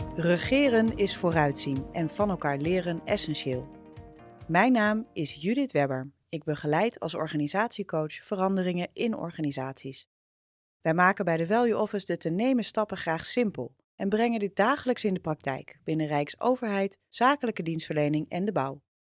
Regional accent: Amsterdam, North Holland, Netherlands; al kom ik uit Amsterdam

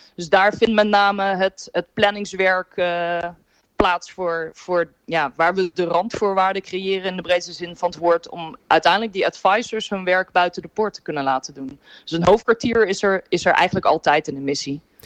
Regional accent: Netherlands

